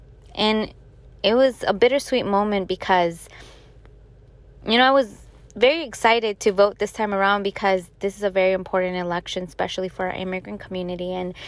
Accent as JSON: {"language": "English", "town": "Chicago", "region": "Illinois", "country": "United States", "tie": "born or raised there", "lives_now": "Staten Island, United States", "said": "I was born and raised in the south side of Chicago, and then I ended up moving here in Staten Island, New York"}